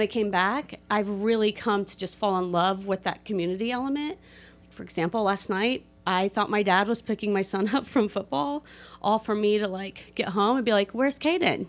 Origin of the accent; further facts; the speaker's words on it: Delphi, Indiana, United States; also born or lived in West Lafayette; I was raised here in Delphi